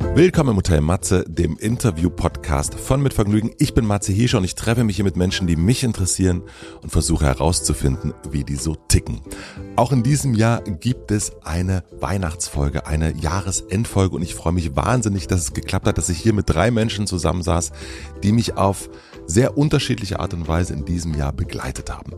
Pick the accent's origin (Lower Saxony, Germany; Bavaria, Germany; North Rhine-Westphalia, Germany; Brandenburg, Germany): Brandenburg, Germany; ich bin ja in Brandenburg aufgewachsen